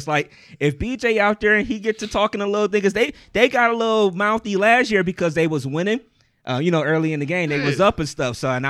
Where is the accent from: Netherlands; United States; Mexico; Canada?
United States; Ohio; And I'm like, because I'm from Ohio.